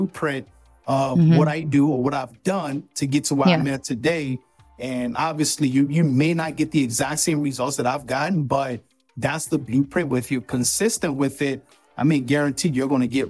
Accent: Nigeria; I'm from Nigeria

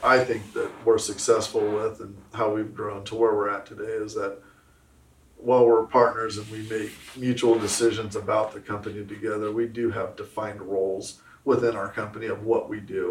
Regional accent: Southern California, United States; now in Arkansas, United States; I'm from Southern California. You know, so I'm out here in Arkansas now

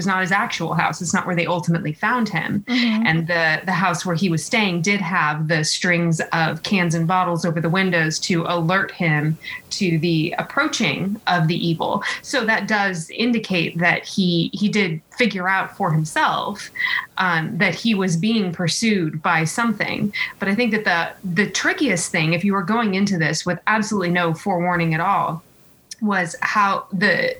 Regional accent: California, United States; growing up in California

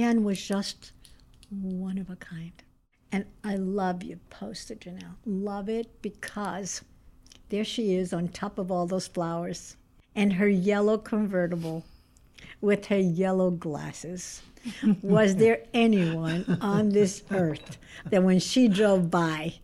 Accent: Brazil; now in United States; I was raised in Brazil

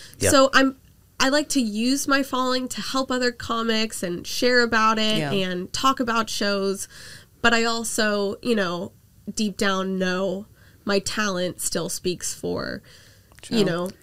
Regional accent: Orlando, Florida, United States; moved away; I grew up in Florida

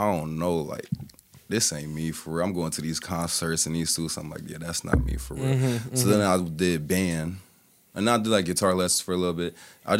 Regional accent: Cincinnati, Ohio, United States; also born or lived in Blue Ash, Ohio; I was born in Cincinnati. I was actually born in a house that, I guess you could say, like, the Hills Collective kind of, like, formed in. Mm-hmm. And then I moved out to Blue Ash because my parents wanted me to, like, go to Sycamore.

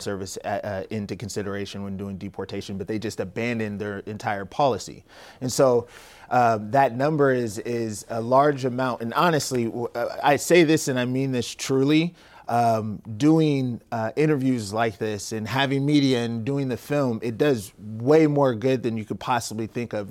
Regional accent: Tacoma, Washington, United States; born and raised in Tacoma, Washington, Stadium High School

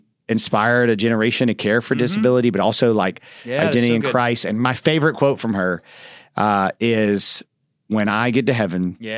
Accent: the South, United States; I grew up in the South and kind of a redneck town.

